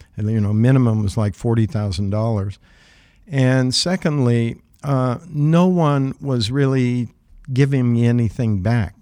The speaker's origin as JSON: {"language": "English", "region": "southeastern Ohio", "country": "United States", "tie": "born or raised there", "also_born_or_lived": "West Virginia / Brooklyn", "moved": "yes", "said": "grew up in Ohio"}